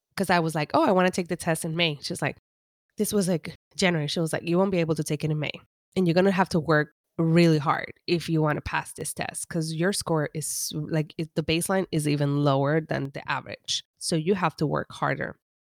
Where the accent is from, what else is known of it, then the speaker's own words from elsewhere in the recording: Humacao, Puerto Rico; English is a second language; moved away as an adult; now in Los Angeles, United States; growing up in Humacao